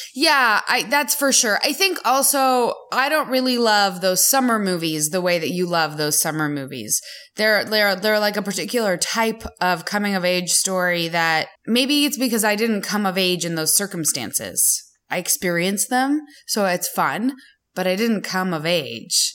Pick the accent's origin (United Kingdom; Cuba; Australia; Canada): Canada; now in United States; as a Canadian who is now slowly becoming American